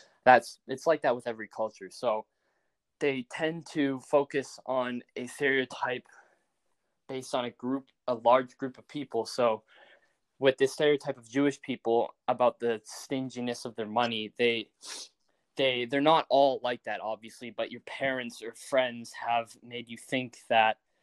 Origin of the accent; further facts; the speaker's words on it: Calgary, Alberta, Canada; we're from Canada, we're from Calgary.